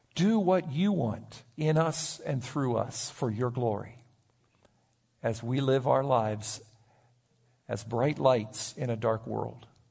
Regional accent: United States; my right as an American citizen

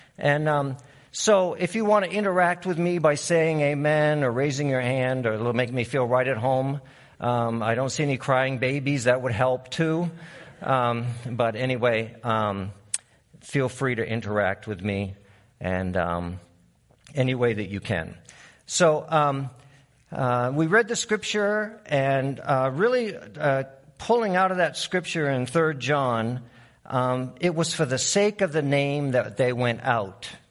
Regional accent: Maine, United States; moved away; also born or lived in Uruguay; I'm from Maine

